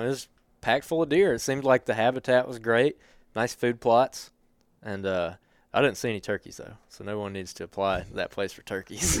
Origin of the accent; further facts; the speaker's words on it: Helena, Alabama, United States; I grew up in Helena